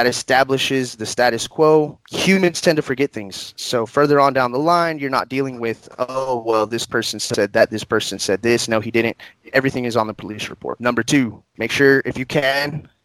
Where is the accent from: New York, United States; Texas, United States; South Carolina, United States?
Texas, United States; Odessa; also born or lived in Houston, Texas; I'm a lifelong Odessan, been here my entire life